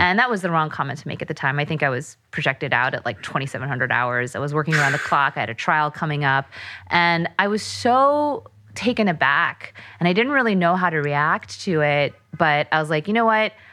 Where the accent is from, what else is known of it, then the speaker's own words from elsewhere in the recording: United States; I'm Korean American